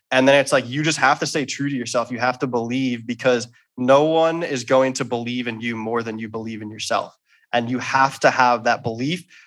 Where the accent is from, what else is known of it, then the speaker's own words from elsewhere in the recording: Philadelphia, Pennsylvania, United States; I'm from Philadelphia